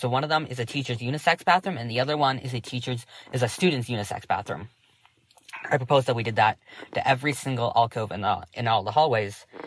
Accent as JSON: {"language": "English", "region": "Massachusetts", "country": "United States", "said": "I'm 16 years old. I'm from Massachusetts"}